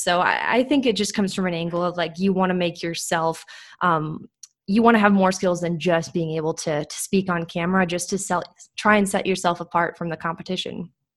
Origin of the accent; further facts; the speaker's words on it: Minneapolis, Minnesota, United States; now in Indianapolis, United States; I'm originally from Minneapolis, up in Minnesota